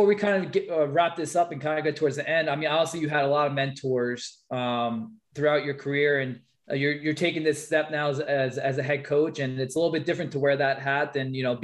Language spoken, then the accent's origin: English; Suffolk County, Long Island, New York, United States; Me and my brother, we're from Section 11, obviously Suffolk County on Long Island. That's where we did our high school wrestling.